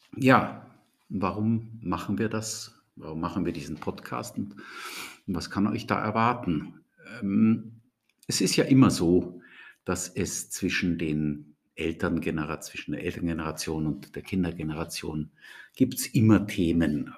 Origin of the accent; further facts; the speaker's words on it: Austria; also born or lived in Germany; ich bin ähm, aus Deutschland kommen, kommend in jungen Jahren nach Österreich gekommen, hab, bin hier zur Schule gegangen, habe hier studiert